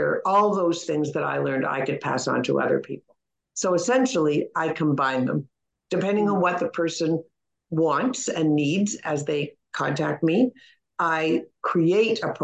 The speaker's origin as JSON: {"language": "English", "town": "Toronto", "region": "Ontario", "country": "Canada", "said": "I'm from Toronto"}